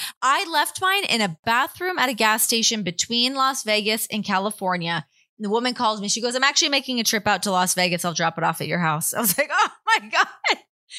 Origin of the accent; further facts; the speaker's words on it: Toronto, Ontario, Canada; Growing up in Toronto or outside Toronto, I've always been a huge Toronto person.